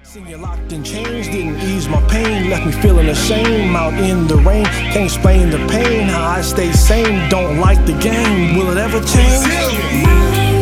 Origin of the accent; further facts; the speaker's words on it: the West, United States; I grew up in the 70s and 80s um, out west.